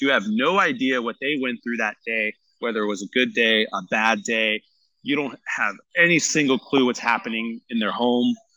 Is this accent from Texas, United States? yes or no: no; San Jose, California, United States; I was born and raised here in in San Jose